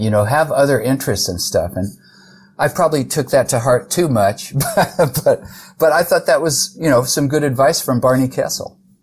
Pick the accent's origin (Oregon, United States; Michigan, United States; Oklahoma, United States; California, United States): California, United States; San Jose; I grew up in San Jose, California